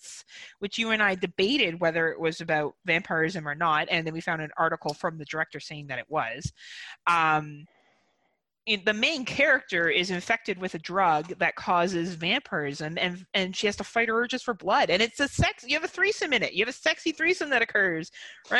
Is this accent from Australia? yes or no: no; Canada; I'm a Canadian.